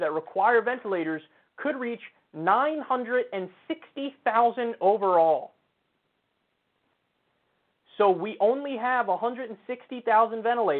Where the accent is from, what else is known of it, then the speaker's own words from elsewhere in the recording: New Rochelle, New York, United States; New Rochelle, my hometown